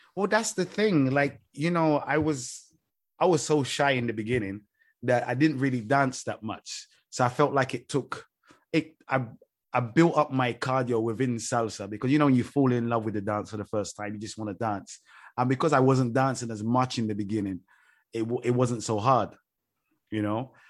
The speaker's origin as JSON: {"language": "English", "region": "London", "country": "United Kingdom", "tie": "born or raised there", "moved": "yes", "said": "growing up in London, every pool I ever went to was freezing cold"}